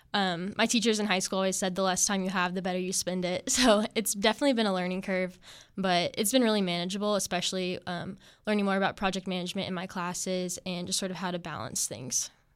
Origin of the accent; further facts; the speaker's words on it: Topeka, Kansas, United States; moved away as an adult; I'm originally from Kansas, and I was born in Topeka, Kansas